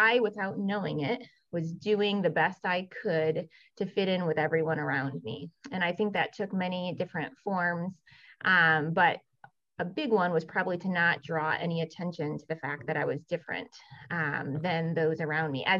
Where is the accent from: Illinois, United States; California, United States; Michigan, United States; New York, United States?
Michigan, United States; West; also born or lived in South Korea; growing up in West Michigan